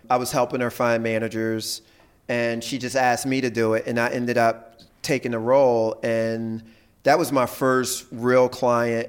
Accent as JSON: {"language": "English", "town": "Philadelphia", "region": "Pennsylvania", "country": "United States", "tie": "born or raised there", "said": "I grew up in Philly"}